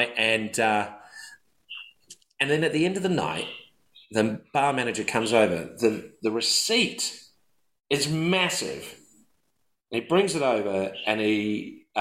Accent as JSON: {"language": "English", "country": "New Zealand", "said": "I'm from New Zealand"}